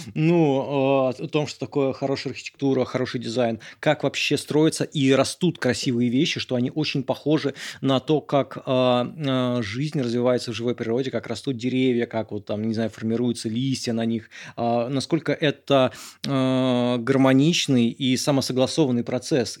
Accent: Moscow, Russia; born or raised there

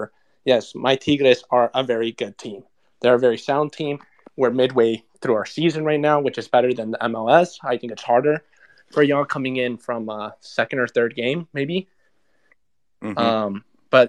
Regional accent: Monterrey, Nuevo León, Mexico; now in Houston, United States; I'm speaking from Houston, but I'm from Monterrey.

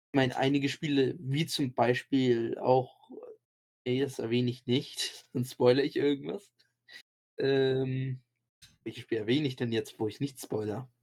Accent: Germany; bei uns in Deutschland

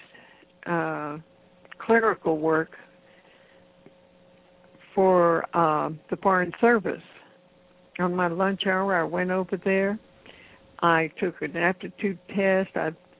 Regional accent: Texas, United States; moved away as an adult; also born or lived in Houston; I was born in Texas, grew up

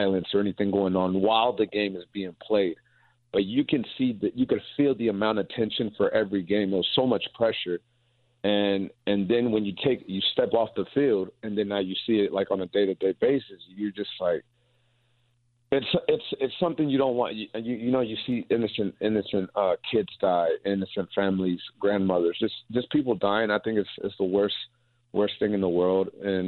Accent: South Carolina, United States; now in Indiana, United States; I grew up in South Carolina

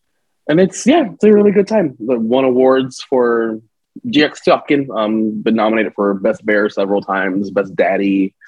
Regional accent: New Jersey, United States; also born or lived in New York / Philadelphia / Central Pennsylvania / North Carolina; now in Las Vegas, United States; I'm from Jersey, which normally like as I like talk for long times, like my accent will come out because I'm from Jersey

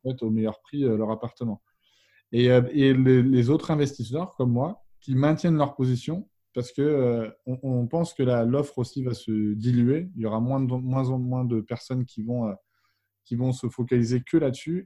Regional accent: Vannes, Brittany, France; je suis originaire de la ville de Vannes en Bretagne

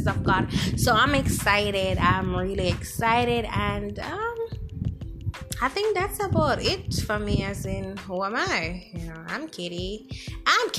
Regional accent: Jamaica; accent: Jamaican; I'm Jamaican, by the way. You'll hear my accent if you haven't picked it up as yet.

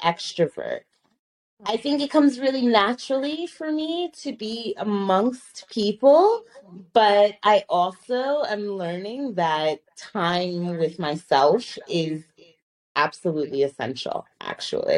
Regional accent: New York, United States; moved away as an adult; I was in New York. I grew up in New York

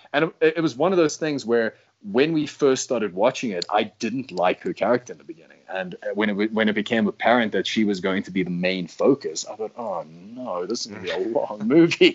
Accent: United States; now in South Africa; as an American

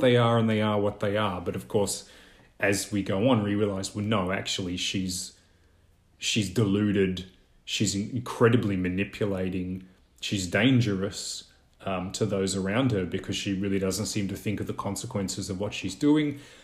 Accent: Australia; in Australia, I really don't think we have any e-, equivalent for English speakers of dialects

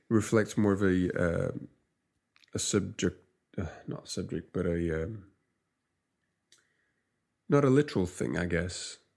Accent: Lisbon, Portugal; Uh, and I don't actually say I'm from Lisbon. I say I am Singer. And what we were saying was that Singer is like the nickname for people come from Lisbon

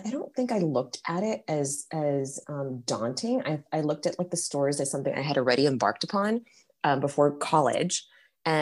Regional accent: Paris, Île-de-France, France; now in United States; I was born in Paris

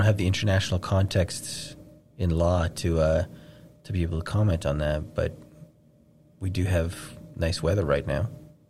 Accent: Toronto, Ontario, Canada; I was born in Toronto.

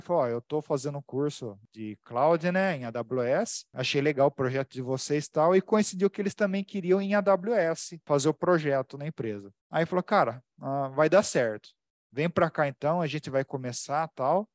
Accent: Americana, São Paulo, Brazil; Eu sou de Americana, interior de São Paulo

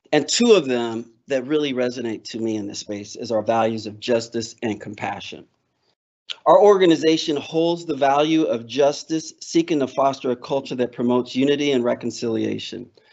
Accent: Alaska, United States; I'm from Alaska. So we talk mosquitoes

